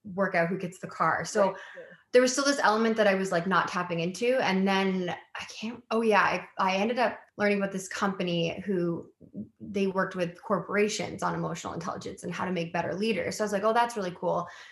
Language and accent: English; White Rock, British Columbia, Canada; also born or lived in Halifax, Nova Scotia; I was born in Halifax and my dad's side of the family is all East Coast. And then like kind of made my way to the West Coast and like grew up in White Rock